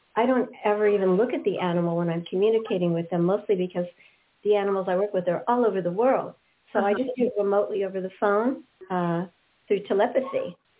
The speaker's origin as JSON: {"language": "English", "town": "West Hollywood", "region": "California", "country": "United States", "tie": "born or raised there", "said": "I grew up in West Hollywood, California"}